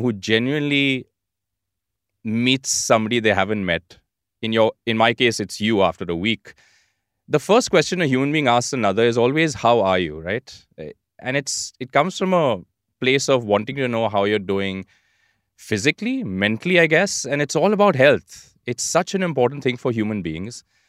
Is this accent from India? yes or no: yes; India; being Indian, and particularly about living in India